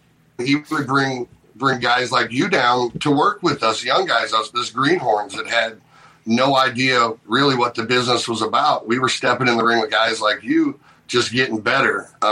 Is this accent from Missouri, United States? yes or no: yes; Eldon, Missouri, United States; here in Eldon, where I live at my hometown, right, where the base is.